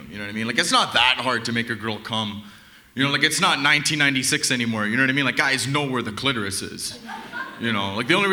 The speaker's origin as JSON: {"language": "English", "town": "Toronto", "region": "Ontario", "country": "Canada", "said": "So I mean, I'm from Toronto. I mean, it's crazy. I can like see the duality of like the upper and the middle class in my city."}